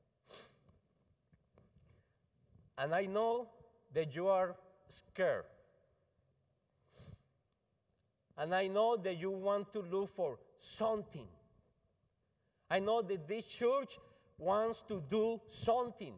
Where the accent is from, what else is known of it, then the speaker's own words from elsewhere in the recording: Colombia; English is a second language; now in United States; I'm from Colombia